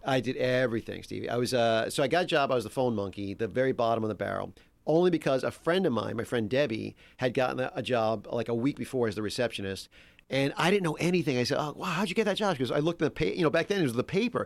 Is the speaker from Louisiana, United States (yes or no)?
yes; Metairie, Louisiana, United States; moved away as an adult; now in Los Angeles, United States; I grew up in Metairie, which is like the big suburb there